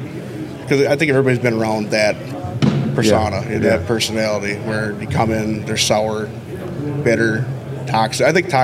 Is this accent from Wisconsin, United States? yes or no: yes; Westview, Wisconsin, United States; I'm from a town of 2,000 people called Westview, Wisconsin.